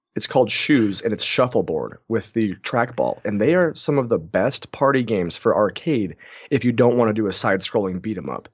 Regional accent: Moses Lake, Washington, United States; I'm from Moses Lake, Washington

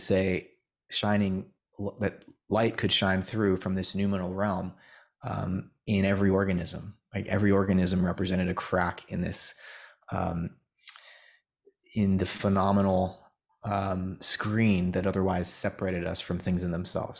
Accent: United States; as an American

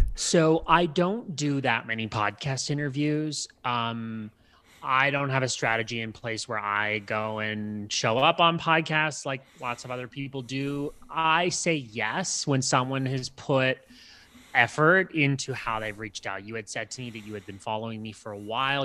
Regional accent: Canada; I'm Canadian

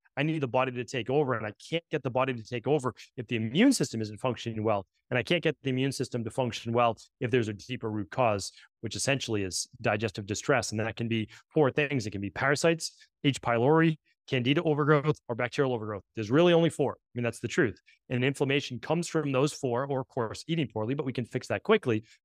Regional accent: New England, United States; I'm from New England

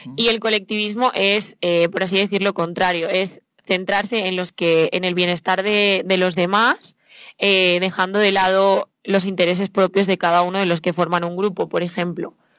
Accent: Spain; yo misma soy española

